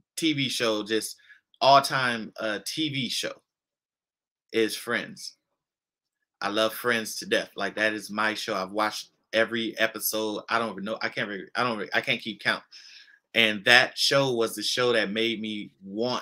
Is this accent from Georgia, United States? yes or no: no; Los Angeles, California, United States; I come from South Central LA. I grew up in Inglewood, Compton, Watts